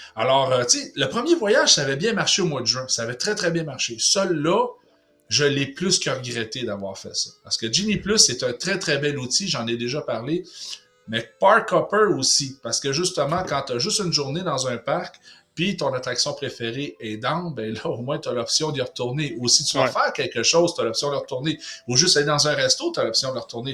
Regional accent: Quebec, Canada; en tant que Québécois

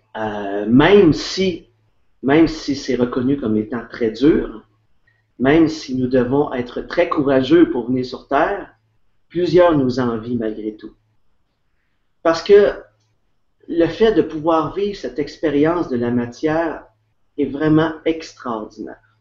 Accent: Quebec, Canada; je suis québécois.

